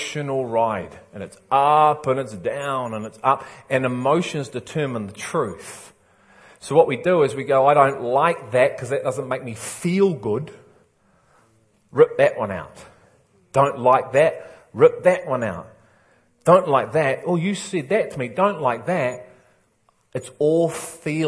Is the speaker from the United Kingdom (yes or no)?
yes; England, United Kingdom; I'm English